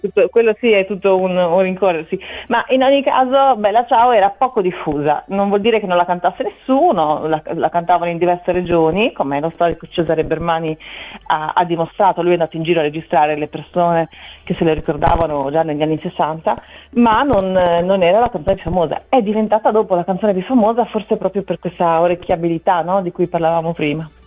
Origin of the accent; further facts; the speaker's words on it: Bologna, Emilia-Romagna, Italy; io sono nata a Bologna e sono dell'Emilia Romagna